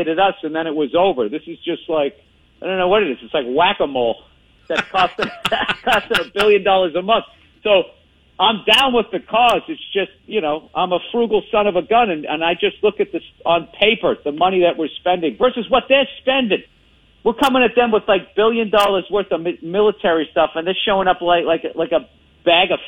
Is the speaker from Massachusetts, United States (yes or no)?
yes; Boston, Massachusetts, United States; accent: Boston; I saw myself in a cowboy shirt with a Boston accent